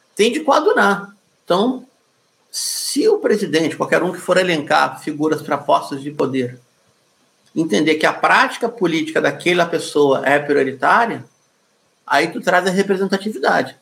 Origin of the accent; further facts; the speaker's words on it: Rio de Janeiro, Brazil; also born or lived in Porto Alegre; sou carioca também da zona sul do Rio de Janeiro